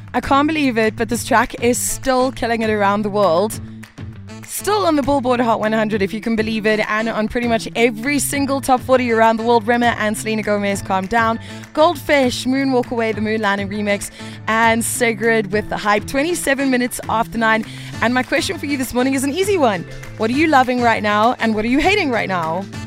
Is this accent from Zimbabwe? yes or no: no; South Africa; as a South African, we've probably all got a number of friends or family who have left